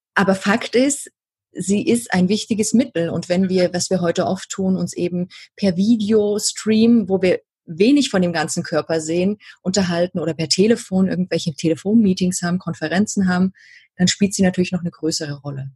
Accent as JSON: {"language": "German", "region": "Saxony", "country": "Germany", "tie": "born or raised there", "accent": "Saxon", "moved": "yes", "lives_now": "Bavaria, Germany", "said": "ich bin die Hälfte meiner Kindheit in der DDR aufgewachsen"}